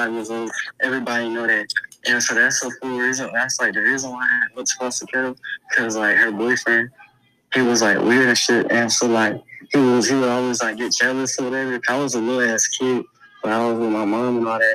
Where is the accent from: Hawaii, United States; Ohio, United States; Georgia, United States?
Ohio, United States; Cleveland; When you come from the South Side, you got to know how to teach you. You got to, especially Cleveland.